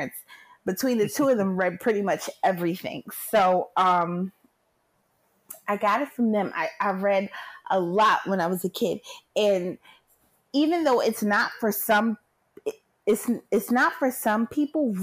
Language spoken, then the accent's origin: English; Philadelphia, Pennsylvania, United States; I'm from Philly, born and raised